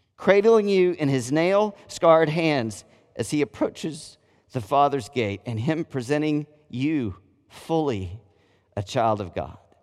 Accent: United States; I'm a Christian before I'm an American

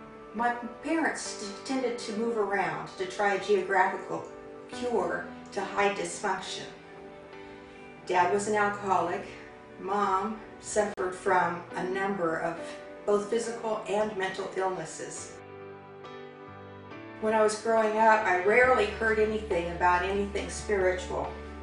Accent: Alabama, United States; born there; I was born in Alabama a few years ago. I came home from the hospital in my grandfather's Birmingham police cruiser.

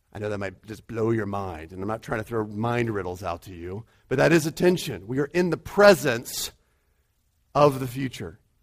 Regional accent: United States; she likes to rib me for being American.

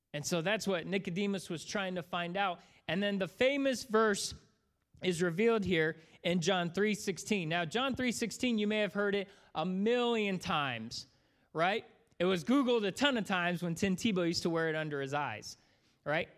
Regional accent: Florida, United States; moved away; also born or lived in Bowling Green area; I grew up in Florida

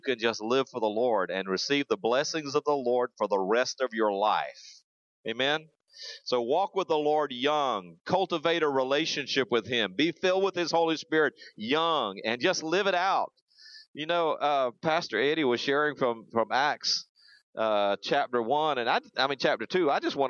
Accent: Zimbabwe; also born or lived in South Africa; I grew up over in Africa. My parents were missionaries over there, born in South Africa, lived there 2 years. We moved to the country of Rhodesia and went through the 10 years of war before it came to Zimbabwe.

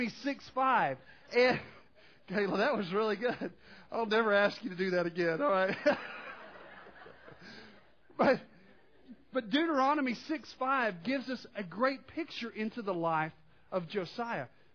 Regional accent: Arkansas, United States; I'm from Arkansas

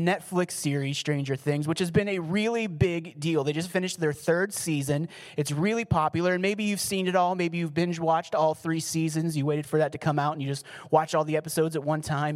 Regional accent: Pittsburgh, Pennsylvania, United States; I was from Pittsburgh, so we had the whole Pennsylvania connection going on

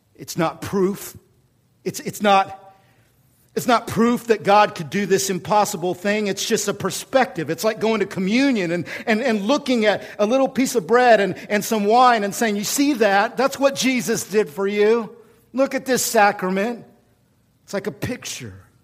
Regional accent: Oklahoma City, Oklahoma, United States; now in Washington, United States; I'm from Oklahoma

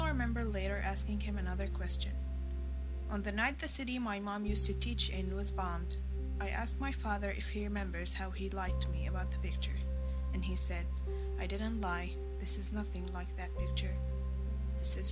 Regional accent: Damascus, Damascus Governorate, Syria; moved away; I'm from Damascus, Syria.

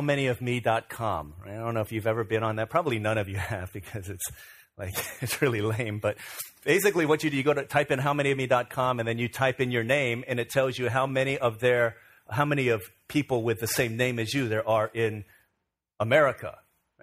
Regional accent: Virginia, United States; when I was growing up in Virginia

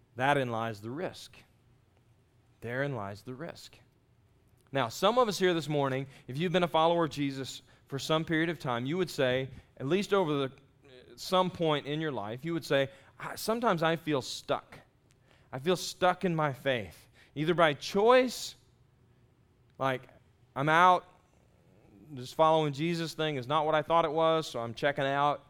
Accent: Texas, United States; moved away as an adult; also born or lived in Jacksonville, Florida; I grew up in Texas and there's no water there where I grew up.

